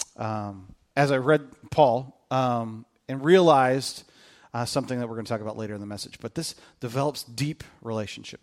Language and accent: English; Kokomo, Indiana, United States; moved away; where I grew up in Kokomo